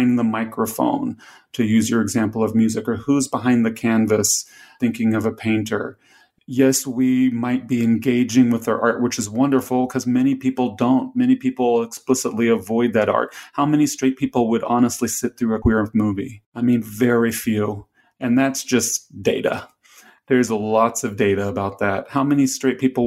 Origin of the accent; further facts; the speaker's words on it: the South, United States; I grew up in the South